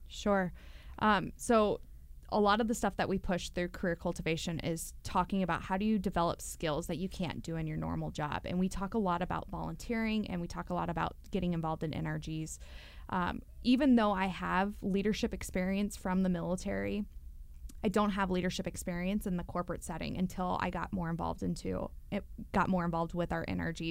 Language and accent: English; Louisville, Kentucky, United States; moved away as an adult; growing up in Louisville